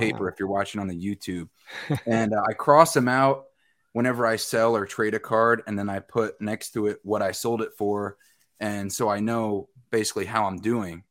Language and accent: English; Westchester County, New York, United States; now in Medford, United States; I grew up in Westchester County, New York